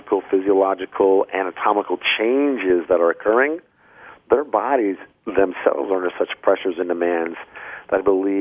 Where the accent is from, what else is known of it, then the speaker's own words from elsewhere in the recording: Vermont, United States; I am from Vermont